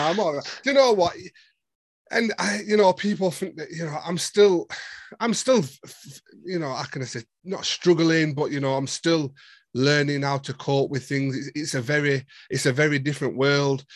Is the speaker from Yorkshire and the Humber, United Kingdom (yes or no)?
yes; Sheffield, Yorkshire and the Humber, United Kingdom; I'm from Sheffield